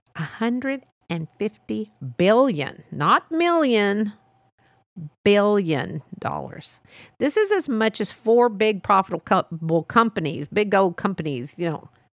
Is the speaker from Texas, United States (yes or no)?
yes; Texas, United States; born or raised there